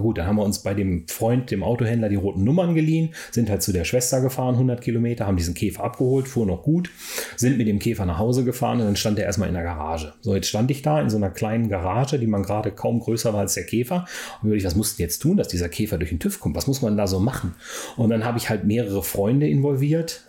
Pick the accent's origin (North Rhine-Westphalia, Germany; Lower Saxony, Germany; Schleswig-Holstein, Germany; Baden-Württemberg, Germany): Lower Saxony, Germany; Hanover area; ich in, in Hannover aufgewachsen bin